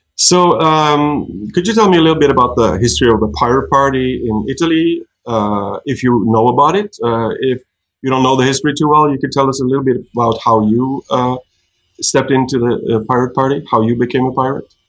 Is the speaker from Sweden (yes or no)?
no; Norway; I'm a pirate from Norway